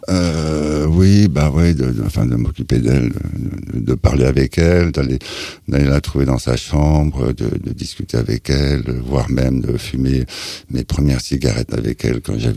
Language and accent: French; Luxeuil-les-Bains, Bourgogne-Franche-Comté, France; born there; also born or lived in Germany; Je suis né euh, à Luxeuil-les-Bains, Haute-Saône, mais j'ai jamais mis les pieds. Je suis parti dans un berceau. J'ai appris à marcher en Allemagne.